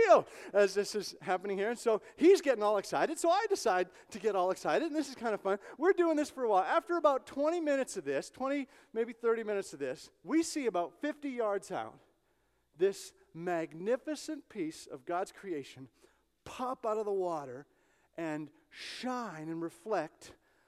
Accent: Canada; moved away; I'm Canadian, I'm from Canada

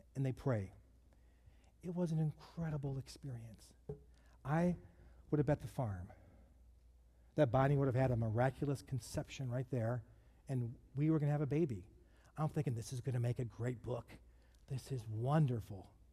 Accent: Detroit, Michigan, United States; I grew up in Detroit

